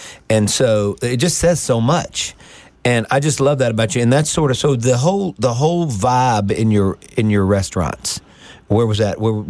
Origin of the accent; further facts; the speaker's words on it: Greenville, Mississippi, United States; accent: Southern; when I grew up in Greenville